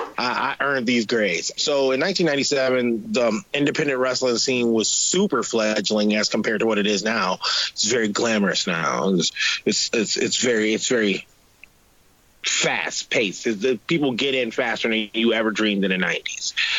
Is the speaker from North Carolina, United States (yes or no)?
yes; Asheville, North Carolina, United States; now in Rochester, United States; We lived in North Carolina. I'm from Asheville, North Carolina, gayest place on earth